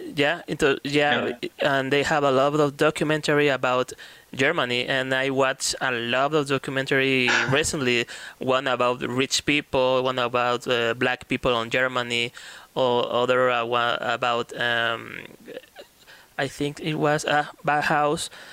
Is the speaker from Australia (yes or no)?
no; Mexico